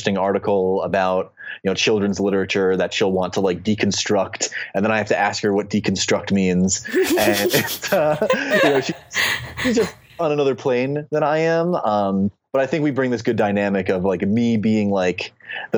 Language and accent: English; New Jersey, United States; growing up back at home, I grew up in New Jersey